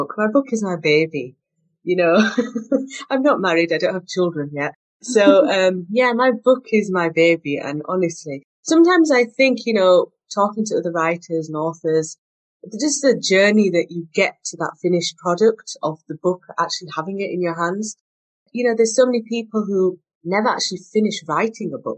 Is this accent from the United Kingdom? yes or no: yes; Bradford, Yorkshire and the Humber, United Kingdom; I'm from Bradford in England, and that's where I was born, and that's where I still am.